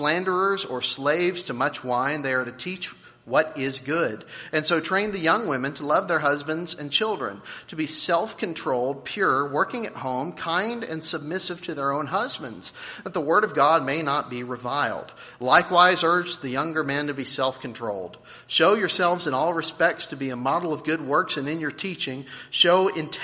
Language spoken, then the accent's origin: English; Nashville, Tennessee, United States; I was born in Nashville